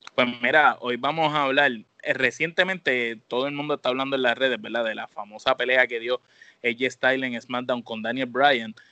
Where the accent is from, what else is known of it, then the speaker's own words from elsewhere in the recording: San Juan, Puerto Rico; nosotros somos de Viejo San Juan en Puerto Rico